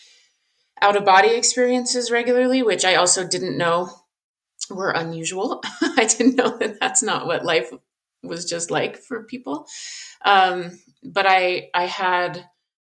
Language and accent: English; Southern Colorado, United States; I grew up in Southern Colorado. I live in Colorado now.